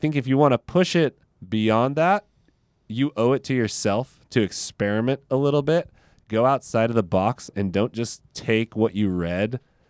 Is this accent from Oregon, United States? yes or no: no; Modesto, California, United States; I came from Modesto and there was like nothing there. And now there's like a handful of baristas who are really passionate about specialty coffee there, which I think is awesome because it's a super small town, Central Valley, California.